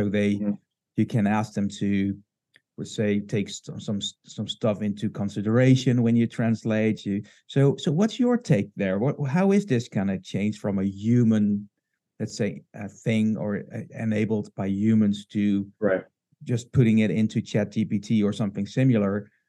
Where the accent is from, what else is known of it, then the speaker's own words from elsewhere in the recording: Netherlands; English is a second language; I'm from the Netherlands, and we only have 17 million people here.